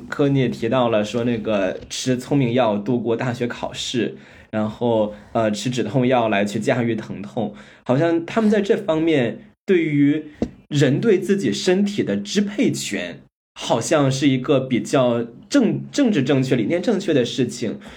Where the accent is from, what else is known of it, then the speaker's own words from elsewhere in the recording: China; 作为在中国长大的